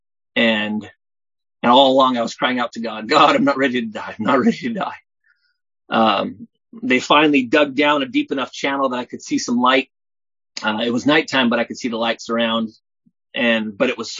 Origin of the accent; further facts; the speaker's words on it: Southern California, United States; now in Oregon, United States; I'm from Oregon, originally from California, Southern California